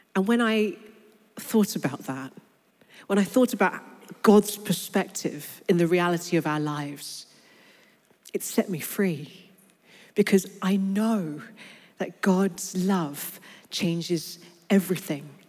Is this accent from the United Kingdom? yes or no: yes; London, United Kingdom; I was born and raised in London. But I grew up on a council estate in North London